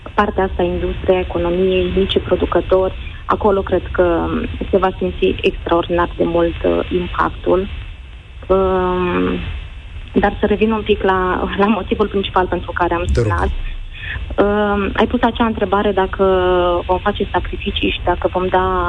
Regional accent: Romania; la noi în România

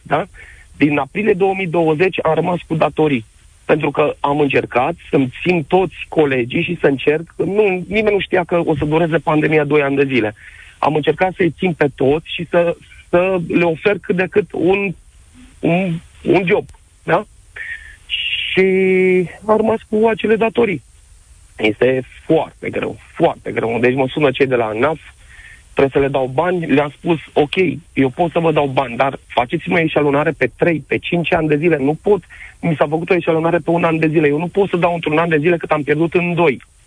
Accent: Bacău, Bacău County, Romania; also born or lived in Suceava; în Suceava, cu toate că sunt din Bacău

